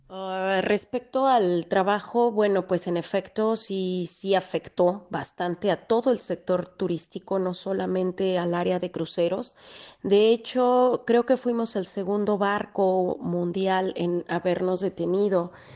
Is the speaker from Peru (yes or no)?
no; Mexico; now in Italy; como mexicanos